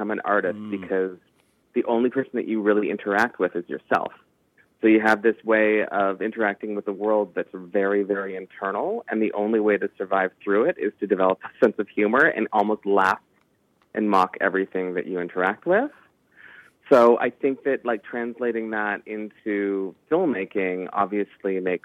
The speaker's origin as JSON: {"language": "English", "country": "Canada", "said": "we're Canadian filmmakers"}